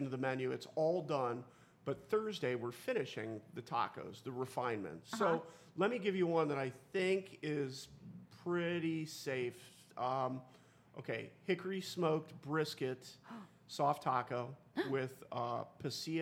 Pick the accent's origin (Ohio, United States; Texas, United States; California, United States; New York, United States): Ohio, United States; Stow; I grew up in Stowe, as Jason did, and so growing up in Stowe, Cauga Falls was our rival.